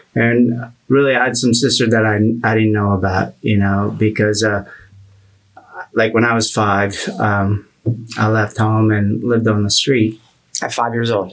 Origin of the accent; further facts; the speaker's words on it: Philippines; also born or lived in Pennsylvania, United States; now in United States; I grew up in the Philippines